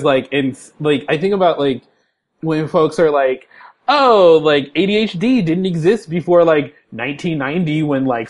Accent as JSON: {"language": "English", "town": "San Francisco", "region": "California", "country": "United States", "moved": "yes", "lives_now": "Seattle, United States", "said": "I'm a black cis dude living in Seattle, Washington, and I'm from San Francisco"}